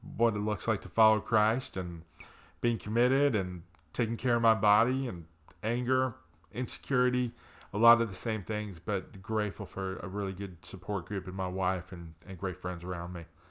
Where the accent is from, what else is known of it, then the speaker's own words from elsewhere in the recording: New Jersey, United States; moved away; also born or lived in Pennsylvania; I grew up in the Northeast, grew up in New Jersey with a mom and dad who loved me